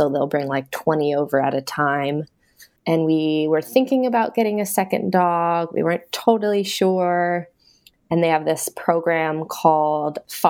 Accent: Bay Area outside of San Francisco, California, United States; moved away as an adult; now in Vancouver, Washington, United States; So I grew up in the Bay Area outside of San Francisco.

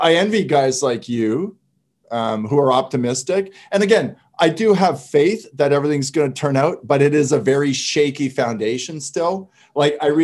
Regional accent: Canada; I'm French Canadian

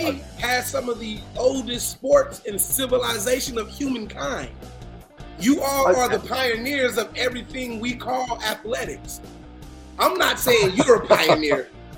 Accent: Florida, United States; growing up in Florida

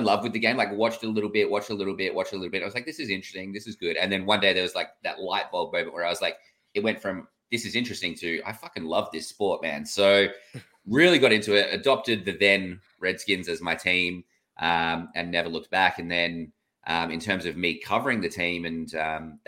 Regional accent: Australia; I'm Australian

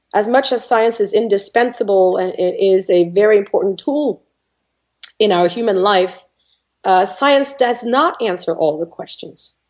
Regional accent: France; English is a second language; moved away as an adult; I was born in France I'm not going to say many years ago, but a, a good few years ago. Mm-hmm. and I spent uh, about 26 years of my life in France.

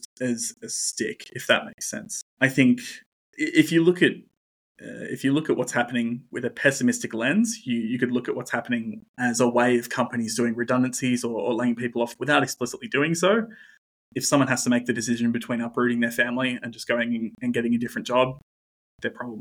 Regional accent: Newcastle, New South Wales, Australia; I'm from Newcastle

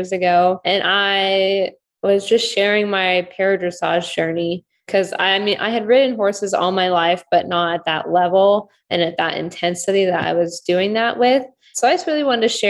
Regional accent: California, United States; also born or lived in Ukraine; I grew up in California.

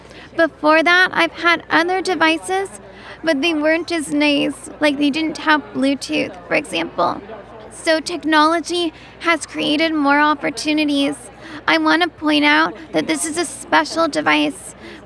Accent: San Francisco, California, United States; I'm from San Francisco, and I work as a disability rights lawyer, public speaker, and consultant.

